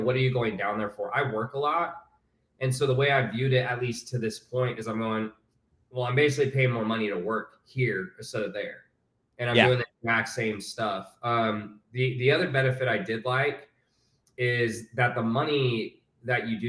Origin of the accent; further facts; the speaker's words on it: Houston, Texas, United States; also born or lived in Utah; So I was born in Utah, but I moved to Houston when I was like 6 or 7. And then I grew up in Houston my whole life.